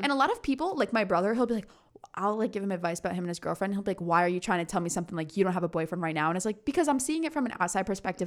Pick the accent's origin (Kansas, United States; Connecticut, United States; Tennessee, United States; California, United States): Connecticut, United States; moved away as an adult; I'm from Connecticut